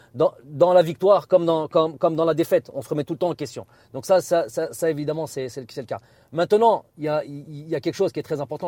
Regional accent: France; also born or lived in Algeria; je suis profondément algérien, j'ai ma culture aussi française qui est, indéniable puisque je suis né en France.

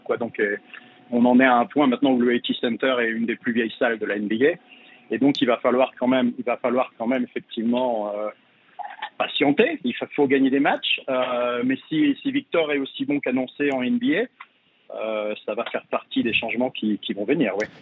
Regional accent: France; now in San Antonio, United States; en tant que Français

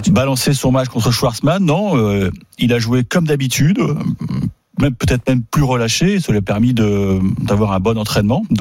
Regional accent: Normandy, France; en tant que Normand

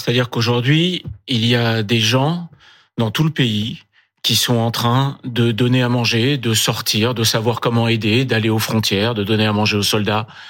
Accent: France; en tant que Français

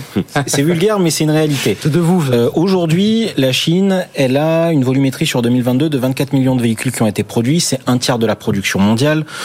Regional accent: Marseille, Provence-Alpes-Côte d'Azur, France; je suis marseillais

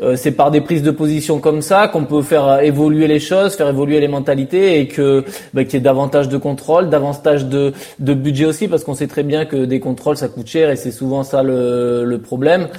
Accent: France; quand on est français

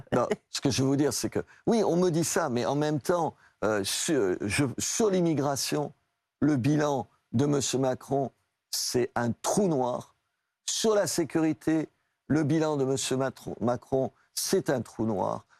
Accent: Brusque, Occitania, France; also born or lived in Algeria; now in Béziers, France; quand j'étais petit, j'habitais à Brusque, pieds noirs. Et après, à Brusque, dans un village de l'Aveyron

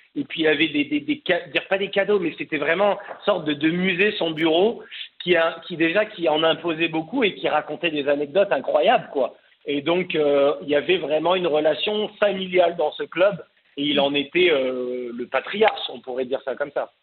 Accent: Cannes, Provence-Alpes-Côte d'Azur, France; moved away as an adult; also born or lived in Paris; je suis parisien, mais j'ai grandi à Cannes

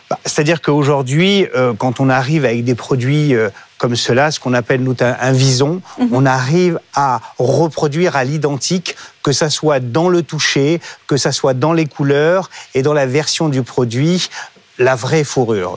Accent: France; je suis français et fier de l'être

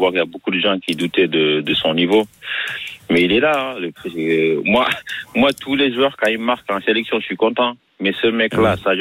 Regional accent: Marseille, Provence-Alpes-Côte d'Azur, France; Moi, je suis Marseillais.

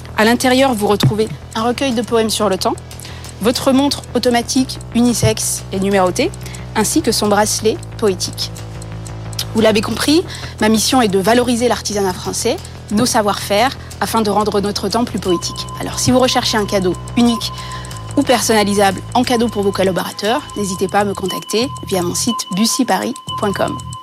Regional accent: Bourgogne-Franche-Comté, France; ma région d'origine, la Franche-Comté

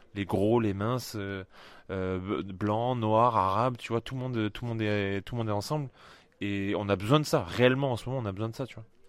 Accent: Colomiers, Occitania, France; Toulousaine, j'ai grandi à Colomiers.

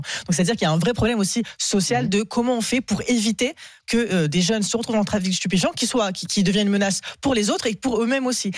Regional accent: Avignon, Provence-Alpes-Côte d'Azur, France; moved away; Je viens, j'ai grandi à Avignon, donc je connais très bien tous ces tous ces quartiers-là

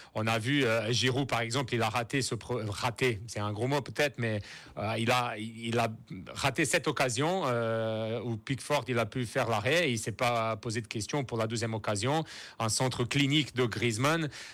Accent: Brazil; moved away; en tant que Brésilien

